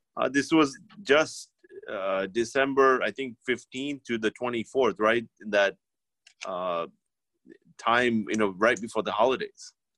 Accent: India; moved away; we're from India

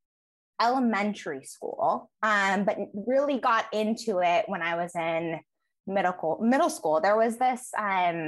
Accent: Pasadena, California, United States; also born or lived in Connecticut; I grew up in Pasadena

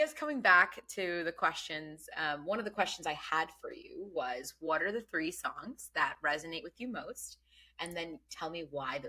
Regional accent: Bangladesh; born there; English is a second language; so English is not my first language, but I was born in Bangladesh

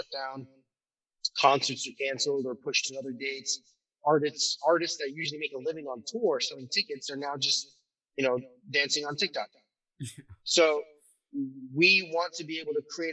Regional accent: Turkey; moved away; I'm originally from Turkey

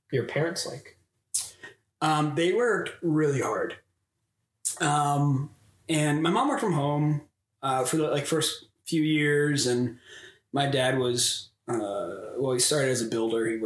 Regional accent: Sunbury, Ohio, United States; also born or lived in Nelsonville, Ohio; I schooled in Sunbury, Big Walnut, and I, I grew up in Nelsonville.

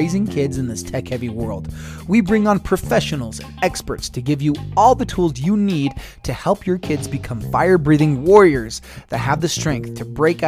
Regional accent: Blanding, Utah, United States; I grew up in San Juan

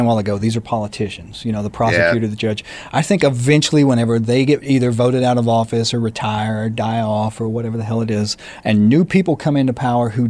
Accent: Arkansas, United States; moved away; I come from Arkansas. When I was born, my mother was 16 and my father was 17

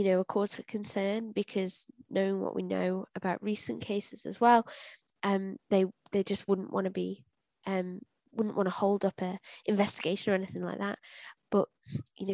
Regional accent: United Kingdom; being British

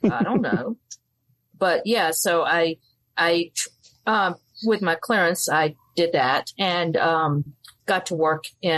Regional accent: Mobile, Alabama, United States; born there; I was born in Mobile, Alabama, moved all around because my mom was in the Army.

